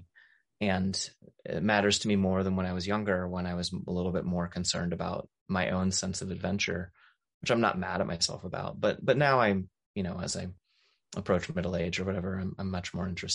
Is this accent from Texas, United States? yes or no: no; Maryland, United States; now in Appalachia, United States; I grew up in Maryland, not in the mountains, but close to the mountains.